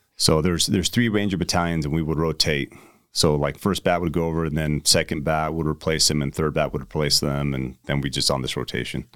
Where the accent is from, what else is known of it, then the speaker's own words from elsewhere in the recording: United States; you tell people you're American